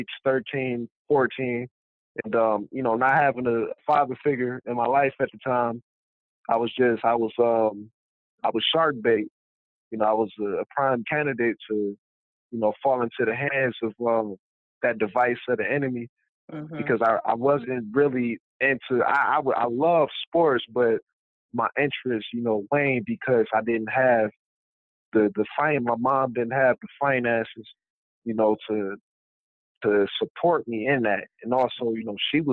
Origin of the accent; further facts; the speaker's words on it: Michigan, United States; growing up in Michigan